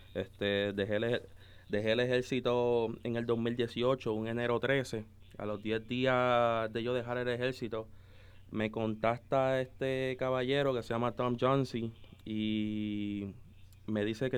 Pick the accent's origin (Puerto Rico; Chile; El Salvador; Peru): Puerto Rico; also born or lived in Dominican Republic; yo básicamente soy de Puerto Rico madre dominicana, este, papá puertorriqueño. Este, yo los primeros años de mi vida me crié en República Dominicana.